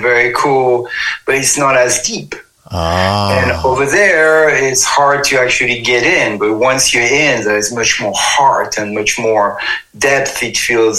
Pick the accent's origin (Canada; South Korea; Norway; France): France; Paris, Île-de-France; moved away as an adult; also born or lived in Amazon; now in United States; I was born in Paris, you know, in 68. And my family of origin is very kind of petite bourgeoisie, grande bourgeoisie.